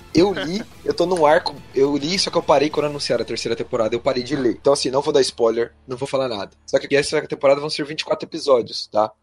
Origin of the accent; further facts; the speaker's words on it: Curitiba, Paraná, Brazil; eu sou de Curitiba, capital paranaense.